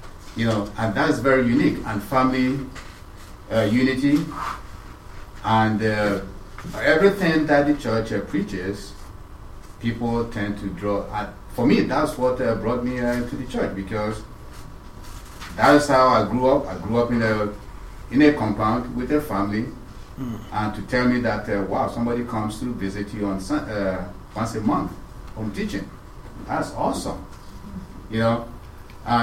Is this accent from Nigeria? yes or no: yes; Nigeria; for me as a Nigerian